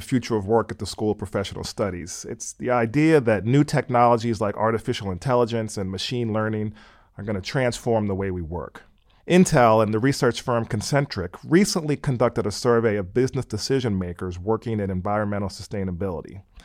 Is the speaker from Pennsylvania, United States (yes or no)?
yes; Pennsylvania, United States; moved away as an adult; also born or lived in California; I grew up in Pennsylvania and I went out to Stanford University for college in California.